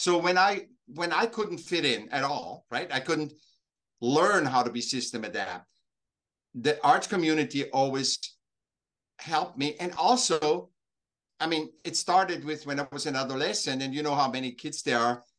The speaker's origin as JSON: {"language": "English", "region": "Vienna", "country": "Austria", "tie": "born or raised there", "moved": "yes", "lives_now": "Laguna Beach, United States", "said": "I was born in Vienna, in Austria, but I'm I'm I'm now living uh, south of Los Angeles, L- Laguna Beach."}